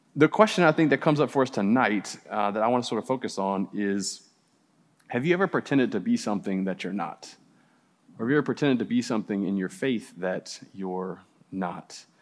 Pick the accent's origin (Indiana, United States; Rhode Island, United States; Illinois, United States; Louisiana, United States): Louisiana, United States; New Orleans; moved away; I grew up in New Orleans and we had spook houses